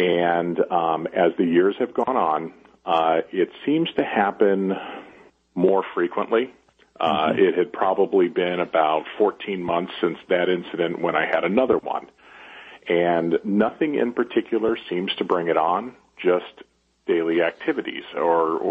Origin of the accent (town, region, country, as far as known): Chicago, Illinois, United States; born or raised there; moved away; also born or lived in Las Vegas